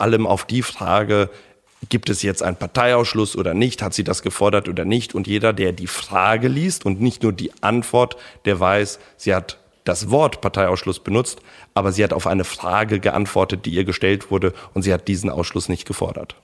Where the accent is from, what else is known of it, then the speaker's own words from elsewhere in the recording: Germany; Ich bin nicht in Deutschland geboren. Meine Eltern sind nach Deutschland gekommen, als ich drei Jahre alt war